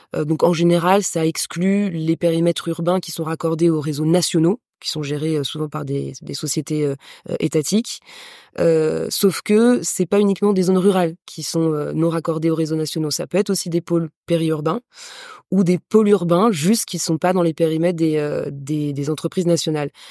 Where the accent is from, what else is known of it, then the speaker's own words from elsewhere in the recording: France; moved away as an adult; now in Madagascar; une entrepreneure d'origine française. Mon père est d'origine ukrainienne. Et assez rapidement, j'ai quitté la France pour venir m'installer à Madagascar